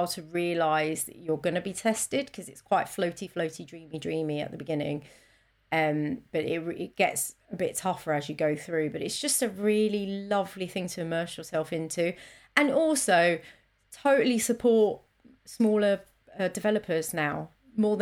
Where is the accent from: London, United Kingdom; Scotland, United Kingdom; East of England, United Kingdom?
London, United Kingdom; I am from South East London